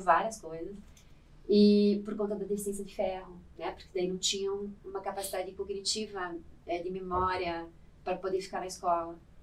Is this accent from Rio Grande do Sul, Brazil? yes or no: no; Curitiba, Paraná, Brazil; eu sou curitibana, uhum. e é a minha formação toda né, acadêmica foi feita lá